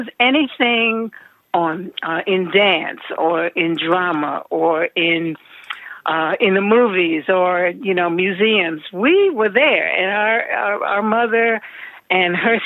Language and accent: English; New York City, New York, United States; growing up in New York City, and having access to all that the city offered